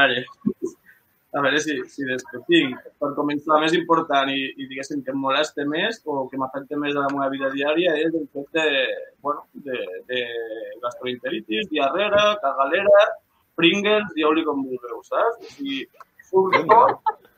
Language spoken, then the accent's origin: Catalan; Lleida, Catalonia, Spain; som de Lleida